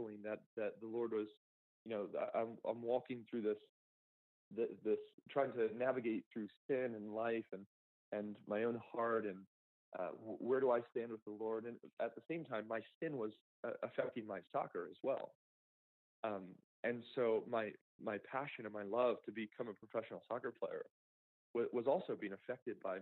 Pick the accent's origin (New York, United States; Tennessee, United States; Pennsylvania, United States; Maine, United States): Pennsylvania, United States; Downingtown; I grew up outside of Philadelphia, Pennsylvania, in Downingtown.